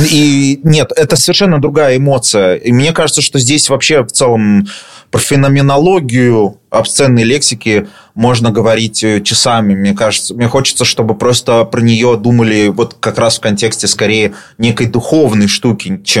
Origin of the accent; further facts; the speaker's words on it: Saint Petersburg, Russia; Я вырос в Петербурге на таких же окраинных районах и прекрасно понимаю.